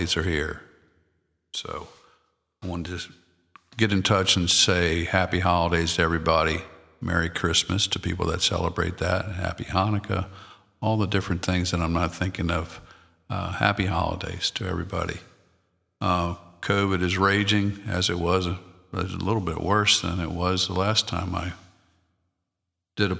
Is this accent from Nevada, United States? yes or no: no; Maryland, United States; I'm from Maryland, so my wife's from Delaware